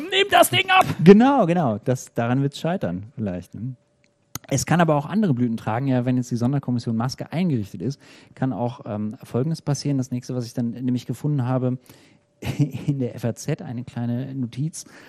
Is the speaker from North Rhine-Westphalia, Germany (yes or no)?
yes; Bielefeld, North Rhine-Westphalia, Germany; moved away; In Bielefeld, ähm, meiner Heimatstadt sozusagen. Also aus der Ecke zumindest komme ich ursprünglich